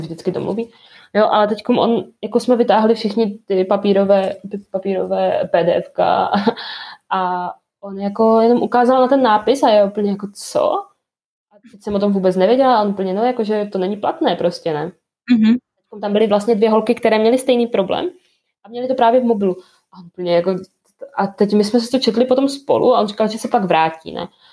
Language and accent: Czech; near Ostrava, Moravian-Silesian Region, Czechia; also born or lived in Gdańsk, Poland; jsem jako kousek od Ostravy bydlím